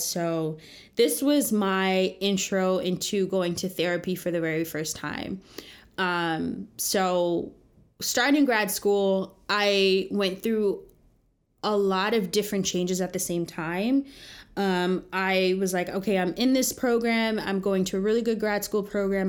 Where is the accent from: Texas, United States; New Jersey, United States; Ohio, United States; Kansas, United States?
New Jersey, United States; moved away as an adult; now in New York City, United States; I grew up in the suburbs of New Jersey in the 90s